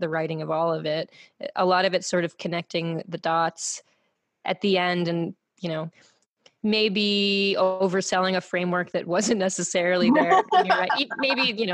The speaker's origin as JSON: {"language": "English", "region": "New York", "country": "United States", "tie": "born or raised there", "also_born_or_lived": "Massachusetts", "said": "I grew up in New York, and I grew up in New York, then moved a couple other places"}